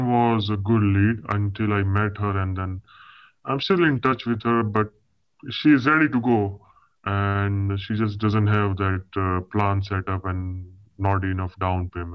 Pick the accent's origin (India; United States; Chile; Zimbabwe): India; moved away; I'm basically from India, right? So most of my clients are from India